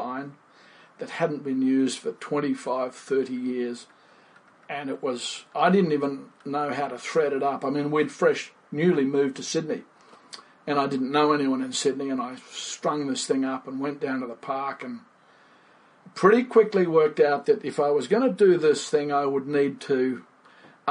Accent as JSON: {"language": "English", "country": "Fiji", "tie": "born or raised there", "moved": "yes", "lives_now": "Australia", "said": "Born and raised in Fiji. In the tropics, grew up fishing"}